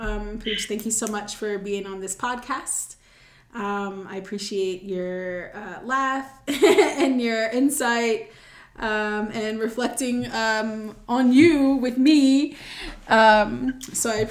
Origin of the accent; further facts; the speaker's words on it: Charlotte, North Carolina, United States; Charlotte is home, and, like, I'm from Charlotte